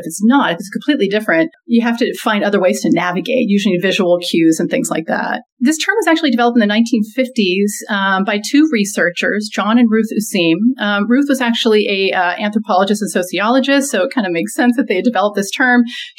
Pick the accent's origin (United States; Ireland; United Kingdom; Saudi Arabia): Saudi Arabia; where I grew up in Saudi Arabia, everything was taught in English, or the schools were taught in English.